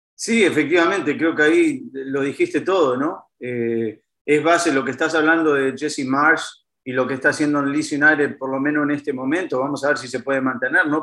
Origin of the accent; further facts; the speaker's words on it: Uruguay; moved away; vengo de un país muy chiquito como Uruguay